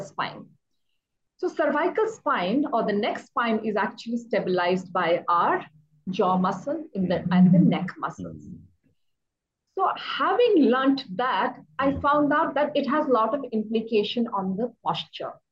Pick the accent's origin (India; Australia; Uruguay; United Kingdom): India; Shimla, Himachal Pradesh; born and raised in Shimla, that's in Himachal